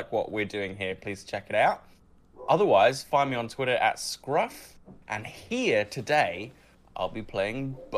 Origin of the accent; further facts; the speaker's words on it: Australia; We are Aussie content creators